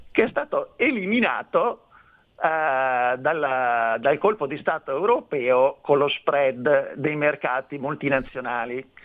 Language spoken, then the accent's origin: Italian; Carnate, Lombardy, Italy; now in Verona, Italy; anch'io vengo da Carnate